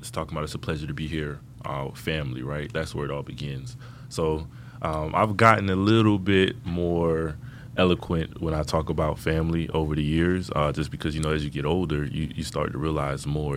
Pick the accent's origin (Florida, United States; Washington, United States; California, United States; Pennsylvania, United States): Florida, United States; Miami; growing up in Miami, I lived in the Opelika Liberty City, Miami Gardens